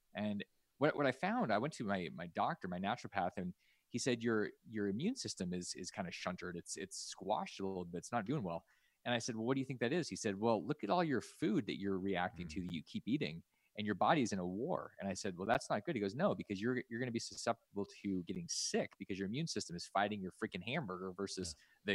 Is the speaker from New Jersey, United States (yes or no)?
no; Alaska, United States; I grew up in Alaska